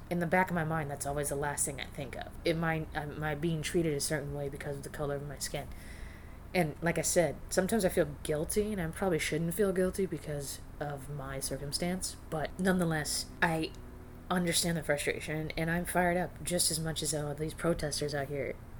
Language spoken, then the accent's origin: English; northern Arizona, United States; moved away; I grew up in a conservative, small retirement community in Arizona and in northern Arizona.